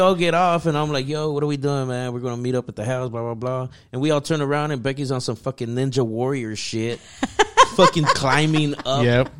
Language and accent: English; Oregon, United States; I'm from Oregon.